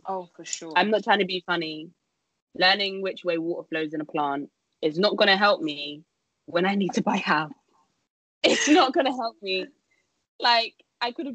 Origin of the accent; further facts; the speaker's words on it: London, United Kingdom; come back to London, see if I can get a job here, because obviously this is my hometown